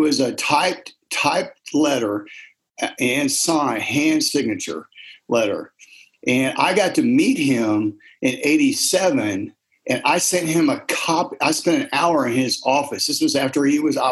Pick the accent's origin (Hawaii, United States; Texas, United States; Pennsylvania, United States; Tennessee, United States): Texas, United States; also born or lived in Ohio; I'm a transplant. I've lived in Texas since the fifth grade, but I was born in Ohio